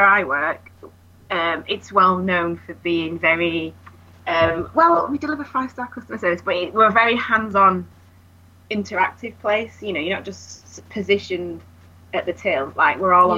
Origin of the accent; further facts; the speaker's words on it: United Kingdom; We're British